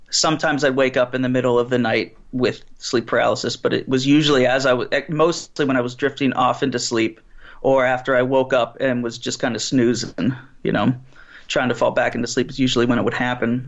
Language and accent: English; Pittsburgh, Pennsylvania, United States; I'm from Pittsburgh